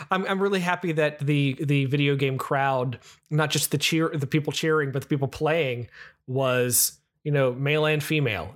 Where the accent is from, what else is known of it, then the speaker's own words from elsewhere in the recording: Southeast United States, United States; I'm from the Southeast United States